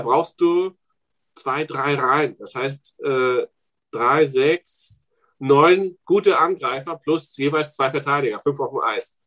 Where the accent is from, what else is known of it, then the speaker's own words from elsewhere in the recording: the east of the Republic, eastern Germany, Germany; also born or lived in East Berlin; now in Frankfurt, Germany; ich komme aus dem Osten der Republik, mit elf nach Ostberlin